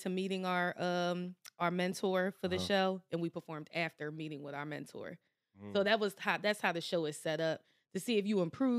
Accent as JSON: {"language": "English", "town": "Camden", "region": "New Jersey", "country": "United States", "tie": "born or raised there", "said": "growing up in Camden, in that South Jersey area, I came to Philly to do everything."}